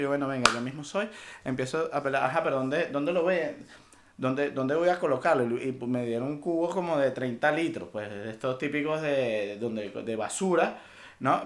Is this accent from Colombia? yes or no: no; Venezuela; moved away; also born or lived in Panama; aquí somos tres venezolanos y nos ha tocado cada uno migrar.